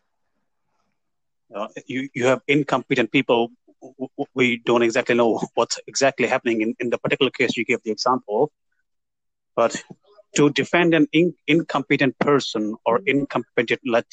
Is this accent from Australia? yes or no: no; Punjab, India; growing up in Punjab